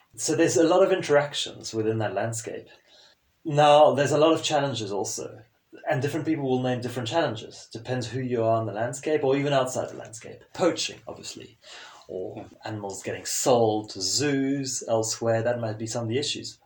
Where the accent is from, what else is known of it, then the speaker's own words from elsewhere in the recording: Zimbabwe; first language French; English is a second language; moved away as an adult; also born or lived in South Africa / South America / United Kingdom / Sweden; growing up in Zimbabwe and a fairly sheltered environment